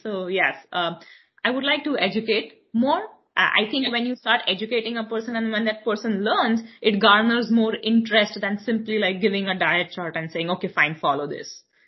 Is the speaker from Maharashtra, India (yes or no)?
yes; Mumbai, Maharashtra, India; moved away as an adult; now in New York, United States; I am born and raised in Mumbai, India.